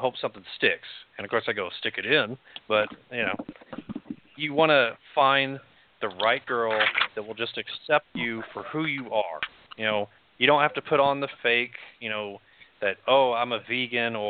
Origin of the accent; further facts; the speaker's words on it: Amarillo, Texas, United States; moved away as an adult; I'm from Amarillo. So, yeah, Amarillo will dry you up. I mean, I spent 25 years there